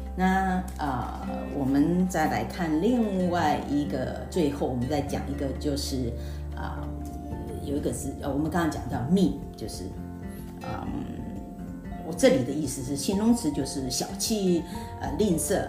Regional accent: Taiwan; 我们台湾人学的那个， 学校学的英文是为了考试用的

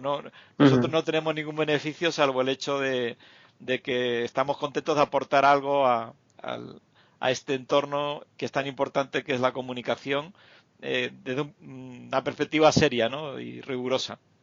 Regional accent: Canary Islands, Spain; moved away; Canarias, que es mi tierra

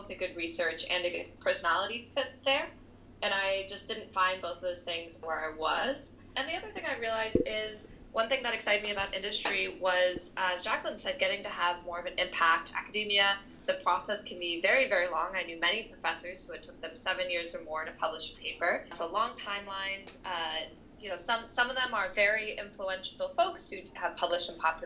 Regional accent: New York City, New York, United States; moved away as an adult; also born or lived in France; so I'm originally from New York City, and I'm actually living back here now.

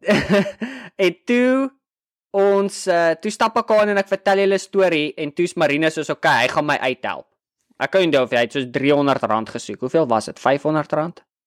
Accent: Brandfort, Free State, South Africa; moved away as an adult; also born or lived in Bloemfontein; ek kom van Brandfort

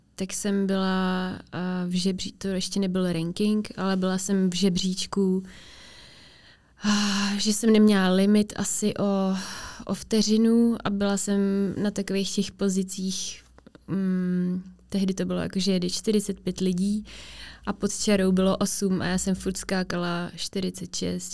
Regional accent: Czechia; also born or lived in Finland; v těch třech letech jsme se přestěhovali do Česka

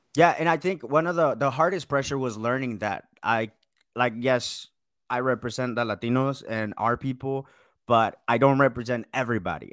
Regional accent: Marietta, Georgia, United States; Marietta, Georgia, kinda close to Atlanta

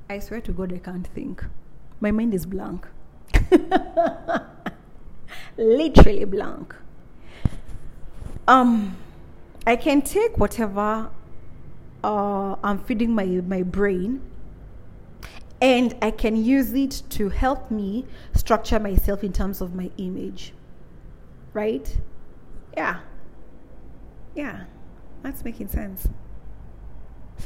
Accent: Kenya; Being born and raised in Africa, more so in my Kikuyu African, in my Kikuyu culture

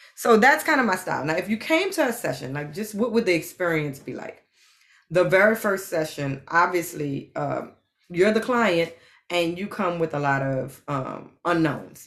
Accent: New Orleans, Louisiana, United States; But I grew up in New Orleans, and like most people in New Orleans, family is very, very, very important.

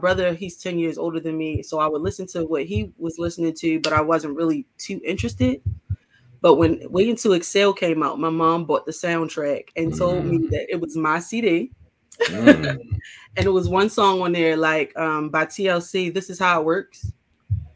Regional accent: Baltimore, Maryland, United States; accent: Baltimore; Born and raised in Baltimore.

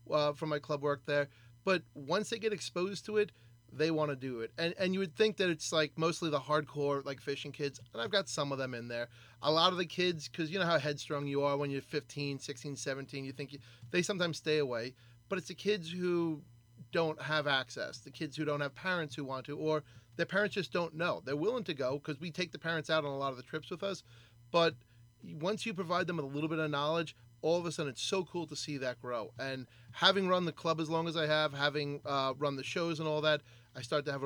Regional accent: New York, United States; I remember one of the things I used to love growing up on the Great South Bay was you know jacking uh, crabs at night

